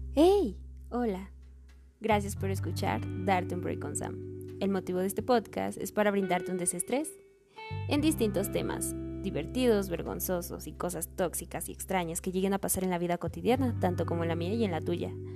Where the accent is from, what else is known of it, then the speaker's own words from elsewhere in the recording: Mexico City, Mexico; soy de la Ciudad de México